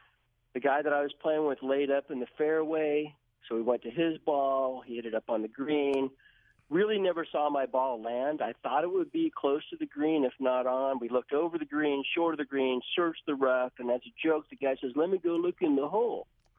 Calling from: Sioux Falls, South Dakota, United States; Sioux Falls, South Dakota.

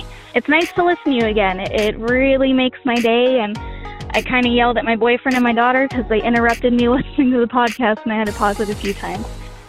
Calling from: Phoenix, Arizona, United States; I'm calling you from Phoenix, Arizona.

